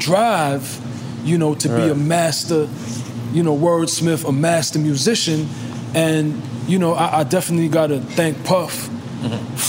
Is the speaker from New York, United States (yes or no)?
yes; New York City, New York, United States; I'm from Brooklyn, too.